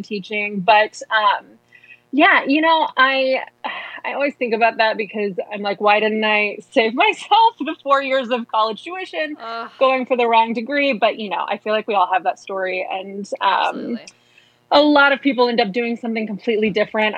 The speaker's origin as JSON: {"language": "English", "region": "Midwest", "country": "United States", "tie": "born or raised there", "moved": "yes", "said": "I'm from the Midwest."}